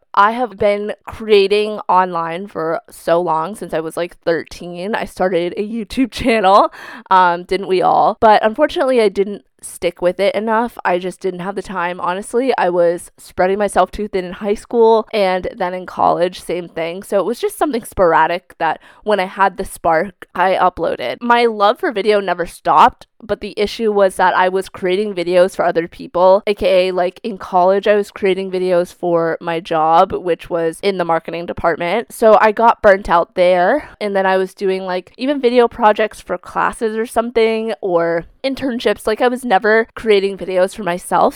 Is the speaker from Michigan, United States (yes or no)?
no; outside Boston, Massachusetts, United States; moved away as an adult; also born or lived in China / New Hampshire / Vermont; now in Vermont/New Hampshire border, United States; I grew up in a city right outside of Boston, Massachusetts